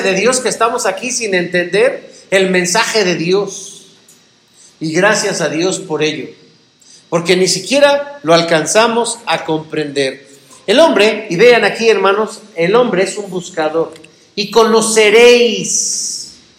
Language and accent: Spanish; Mexico; como mexicanos